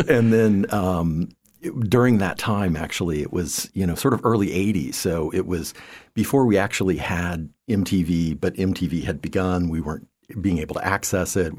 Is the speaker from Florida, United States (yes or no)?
yes; Land O'Lakes, Florida, United States; also born or lived in Tachikawa, Japan / Eugene, Oregon / Boulder, Colorado; growing up from, uh, you know, grade school on was, uh, in north, north of Tampa